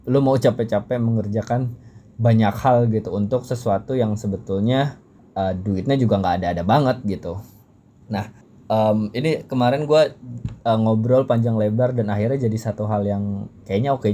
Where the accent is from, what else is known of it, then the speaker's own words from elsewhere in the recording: Jakarta, Indonesia; karena ya gue orang Betawi tinggal di Jakarta.